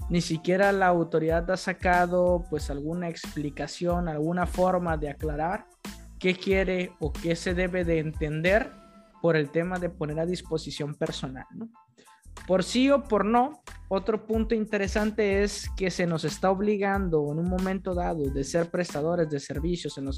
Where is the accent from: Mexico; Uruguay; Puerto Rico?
Mexico; Desde abril con tres meses como buenos mexicanos hasta el final